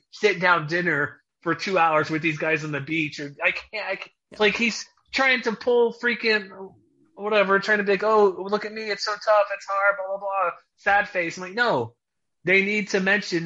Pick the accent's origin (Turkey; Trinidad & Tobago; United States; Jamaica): United States; Houston, Texas; I grew up in Houston